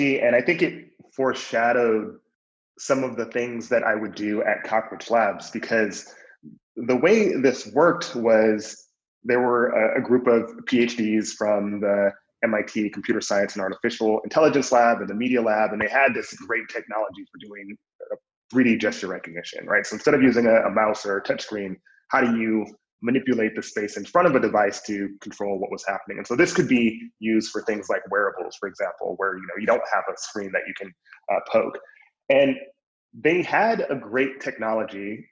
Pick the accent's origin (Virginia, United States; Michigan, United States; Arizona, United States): Michigan, United States; Flint; moved away as an adult; also born or lived in New York; I grew up in Flint, Michigan.